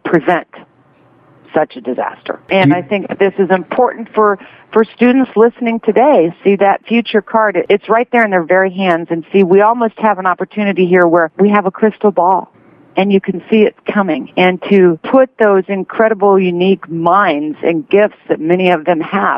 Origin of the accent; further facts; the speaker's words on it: Kansas, United States; I grew up in Kansas